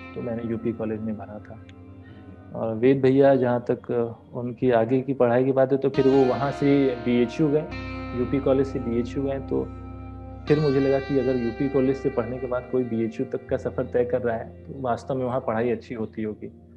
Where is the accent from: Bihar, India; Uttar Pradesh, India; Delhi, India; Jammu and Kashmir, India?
Uttar Pradesh, India; Varanasi; moved away as an adult; also born or lived in Guwahati / Kanpur; मैं यही वाराणसी का ही जन्मा हुआ हूँ और मेरा पूरा परिवार भी यहीं बनारस का ही रहने वाला है मेरी स्कूलिंग यहीं घर के पास में एक स्कूल है